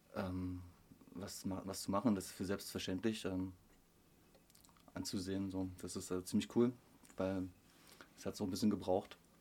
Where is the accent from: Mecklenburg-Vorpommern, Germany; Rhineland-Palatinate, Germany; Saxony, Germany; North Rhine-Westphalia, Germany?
Saxony, Germany; Upper Lusatia; Ich komme aus der Oberlausitz